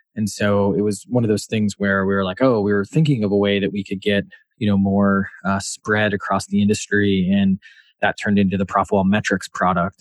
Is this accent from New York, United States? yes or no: no; Wisconsin, United States; moved away as an adult; also born or lived in Washington, D.C.; now in Boston, United States; I'm from Wisconsin.